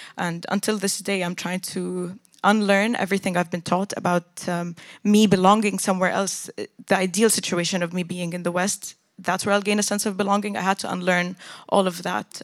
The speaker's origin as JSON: {"language": "English", "country": "Jordan", "tie": "born or raised there", "first_language": "English", "said": "I grew up in Jordan, but the way I was raised was very westernized, and my education system was also British"}